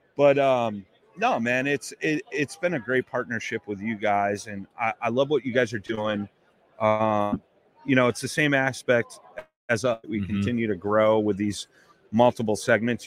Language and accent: English; Chicago, Illinois, United States; I'm from Chicago